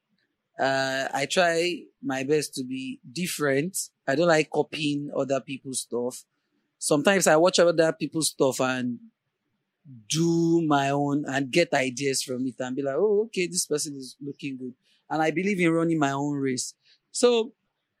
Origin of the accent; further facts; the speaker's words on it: Ibadan, Oyo, Nigeria; moved away as an adult; now in Lagos, Nigeria; I really wanted to leave Ibadan because I lived in Ibadan all my life